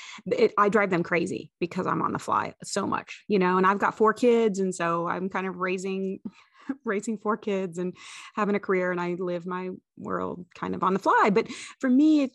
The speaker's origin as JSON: {"language": "English", "region": "Indiana", "country": "United States", "tie": "born or raised there", "said": "I was kind of born and raised in Indiana"}